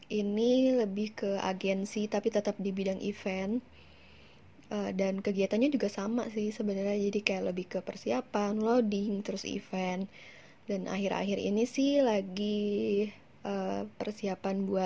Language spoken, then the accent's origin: Indonesian; Bandung, West Java, Indonesia; moved away as an adult; now in Jakarta, Indonesia; jadi sebenarnya gue itu anak rantau, jadi asalnya dari kota Kembang Bandung, terus um, rantau ke Jakarta, pengen kerja di bidang event